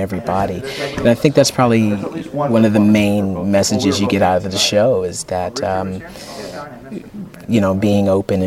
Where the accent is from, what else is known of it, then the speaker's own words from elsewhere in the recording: Atlanta, Georgia, United States; moved away as an adult; now in Los Angeles, United States; I'm from Atlanta, Georgia. I started acting there.